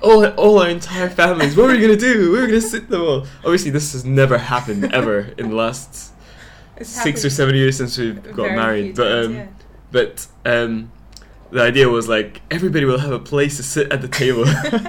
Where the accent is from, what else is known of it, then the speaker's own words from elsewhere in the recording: United Kingdom; So I decided to, because I'm British, so I was like, I'll go back to the UK, this is awesome.